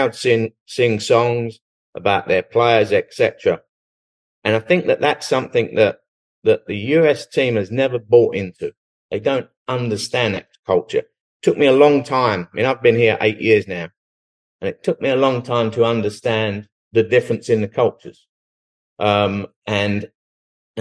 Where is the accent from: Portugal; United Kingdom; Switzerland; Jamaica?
United Kingdom; England; moved away as an adult; now in Dallas, United States; Growing up in England, my dad was Irish and he moved to England